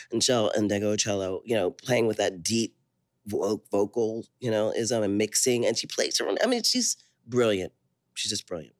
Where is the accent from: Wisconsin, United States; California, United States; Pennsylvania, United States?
Pennsylvania, United States; Philadelphia; also born or lived in Liberia; now in Oakland, United States; Philadelphia where I grew up